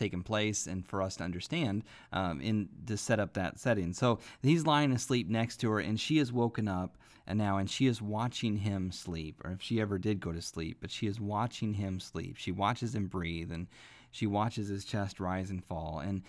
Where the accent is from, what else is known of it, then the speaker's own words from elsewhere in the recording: Midwest, United States; I remember growing up in church hearing the preachers preach, and I grew up in the Midwest, and we had tent revivals all the time